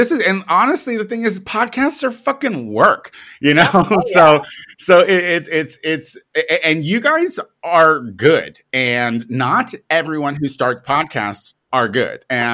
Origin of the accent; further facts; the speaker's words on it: Illinois, United States; moved away as an adult; also born or lived in Chicago, United States; now in Los Angeles, United States; I live out in Los Angeles now, but I'm originally from Illinois, where I started, and I lived in Chicago